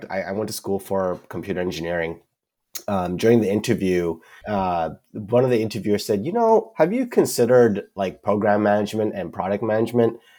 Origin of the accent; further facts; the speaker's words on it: Vancouver, British Columbia, Canada; moved away as an adult; now in Seattle, United States; Vancouver, British Columbia, Canada.